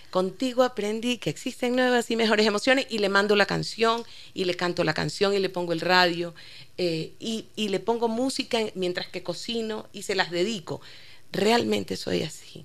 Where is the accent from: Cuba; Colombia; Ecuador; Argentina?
Ecuador; Creo que mi adolescencia completa ya en Ecuador.